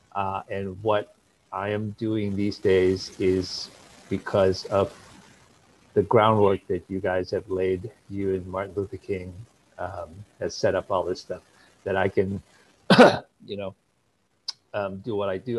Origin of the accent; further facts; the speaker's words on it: Malaysia; moved away as an adult; now in United States; when I was growing up in Malaysia